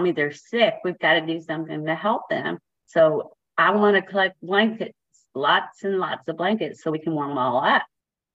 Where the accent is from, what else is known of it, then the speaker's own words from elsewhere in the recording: Keller, Texas, United States; I'm from Keller, Texas